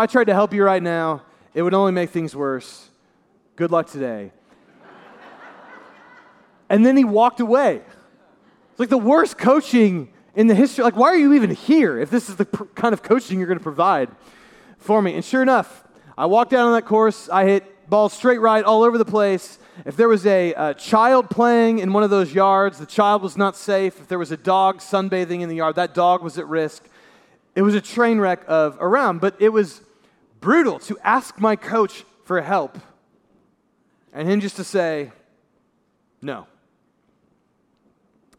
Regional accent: Brownsburg, Indiana, United States; I'm from Brownsburg, Indiana, downstate a little bit from here.

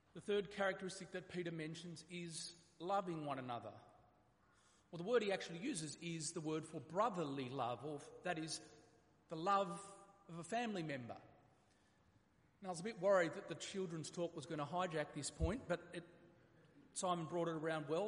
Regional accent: Australia

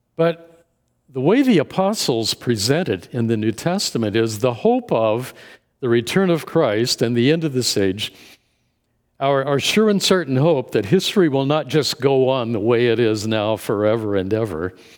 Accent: Indianapolis, Indiana, United States; moved away as an adult; also born or lived in Dallas, Texas; My wife and I moved from Dallas back to, uh, the Indianapolis area, our, to our hometown

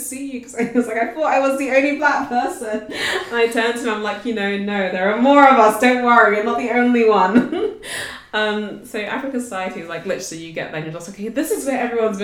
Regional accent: United Kingdom; we're British

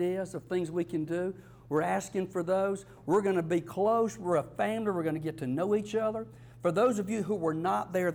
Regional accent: South Georgia, United States; I'm from South Georgia.

